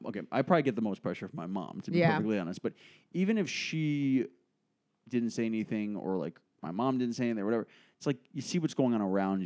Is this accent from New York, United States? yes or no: yes; New York City, New York, United States; People like actually shocked that I was born in New York when they meet me.